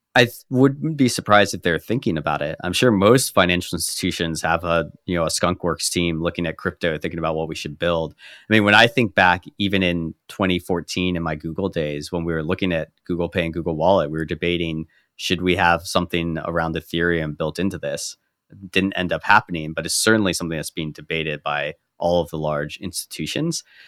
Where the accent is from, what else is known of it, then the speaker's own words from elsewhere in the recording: United States; growing up as an American